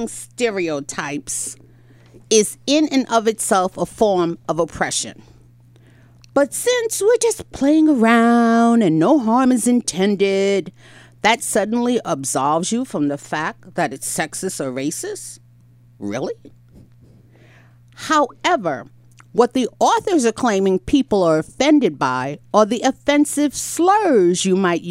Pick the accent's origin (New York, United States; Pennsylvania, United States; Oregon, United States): New York, United States; I'm a New Yorker